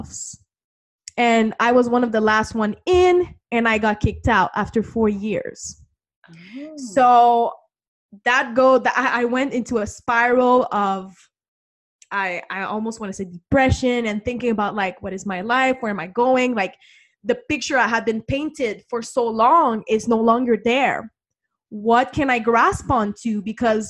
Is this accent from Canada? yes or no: yes; Canada; I'm from Canada